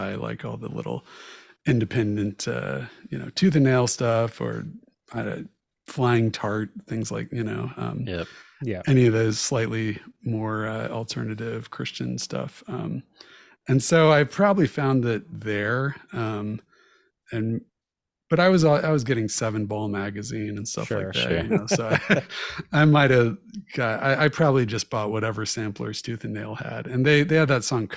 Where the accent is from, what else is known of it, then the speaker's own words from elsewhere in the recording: Jacksonville, Florida, United States; I grew up in Jacksonville, Florida